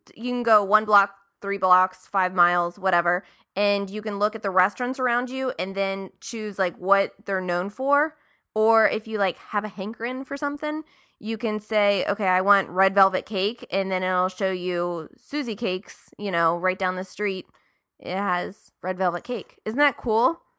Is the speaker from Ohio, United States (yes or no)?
yes; Marietta, Ohio, United States; my hometown of Marietta, Ohio